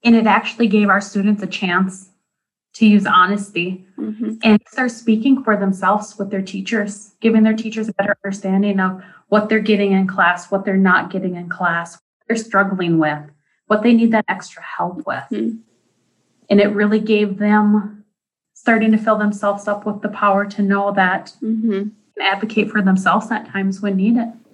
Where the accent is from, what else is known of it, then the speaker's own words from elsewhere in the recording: Deer River, Minnesota, United States; I am from Deer River, Minnesota